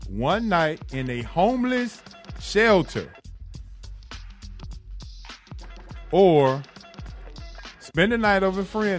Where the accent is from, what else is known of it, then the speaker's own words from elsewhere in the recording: Atlanta, Georgia, United States; I grew up on Bankhead.